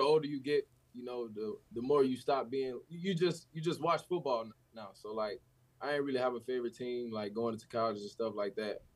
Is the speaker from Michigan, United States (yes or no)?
no; Chicago, Illinois, United States; being a kid from Chicago